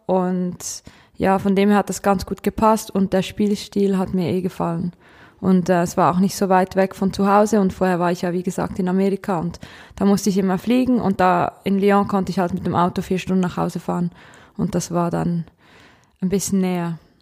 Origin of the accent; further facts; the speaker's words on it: Kriens, Lucerne, Switzerland; ich komme aus der Schweiz